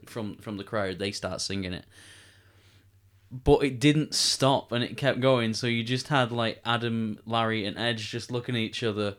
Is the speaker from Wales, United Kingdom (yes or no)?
no; Manchester, North West England, United Kingdom; we're, we're Manchester lads. We come from Manchester. We, we live in Manchester.